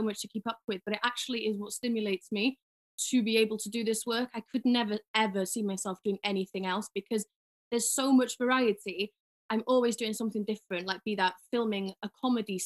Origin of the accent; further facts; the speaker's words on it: Ffestiniog, Wales, United Kingdom; now in London, United Kingdom; I'm from Ffestiniog in North Wales. Unfortunately, but now I live in London.